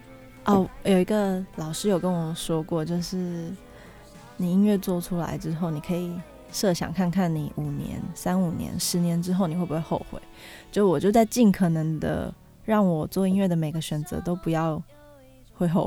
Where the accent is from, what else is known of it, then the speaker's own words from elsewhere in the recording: Taipei, Taiwan; 哦，我是台北人，